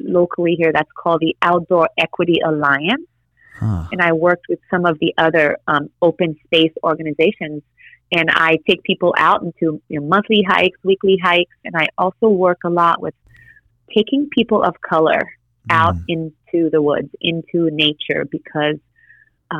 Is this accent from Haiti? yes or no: yes; Haiti; moved away; I'm Haitian, you know, so I was born in Haiti and I'm like an island girl.